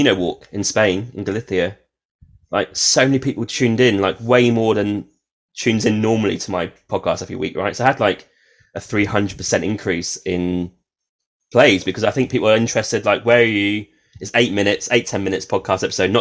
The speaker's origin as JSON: {"language": "English", "country": "United Kingdom", "said": "I'm British"}